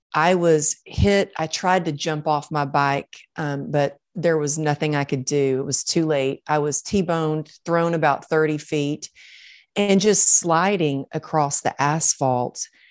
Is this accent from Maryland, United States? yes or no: no; Texas, United States; growing up in Texas, I was taught, like, suck it up and get her done